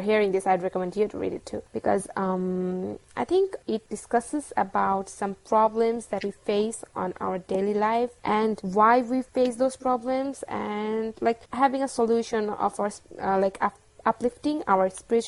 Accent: Bangladesh; from Bangladesh, and I work as a social media manager at Muslim Manga

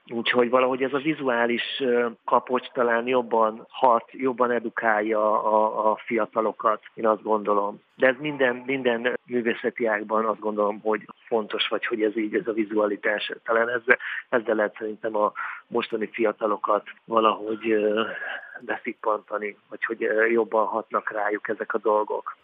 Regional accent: Hungary; ide születtem, itt éltem, itt élek

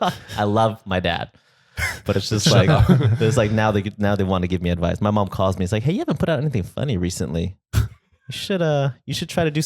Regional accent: United States; I was born here in America.

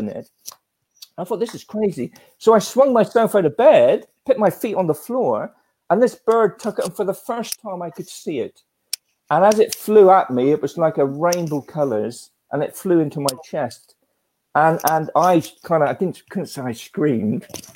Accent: Australia; growing up in Australia as a child

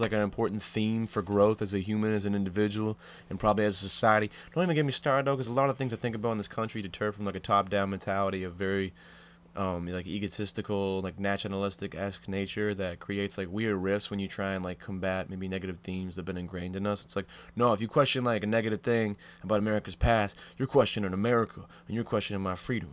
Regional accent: Old Orchard Beach, Maine, United States; I grew up in Old Orchard Beach

